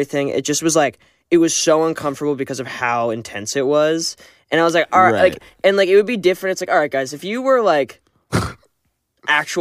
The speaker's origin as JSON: {"language": "English", "country": "Canada", "said": "I'm Canadian"}